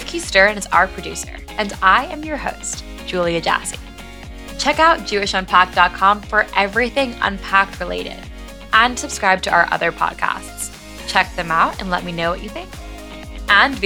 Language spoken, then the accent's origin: English; United States; growing up in the United States